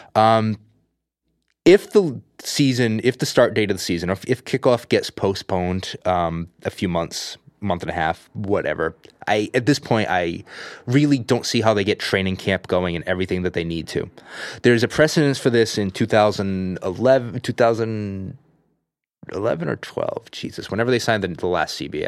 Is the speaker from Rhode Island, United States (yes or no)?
yes; Providence, Rhode Island, United States; now in California, United States; I'm originally from Providence, Rhode Island